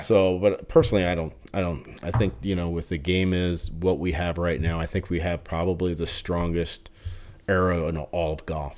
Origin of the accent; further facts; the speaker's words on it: New Jersey, United States; growing up in New Jersey, it was, like, right across the the bridge.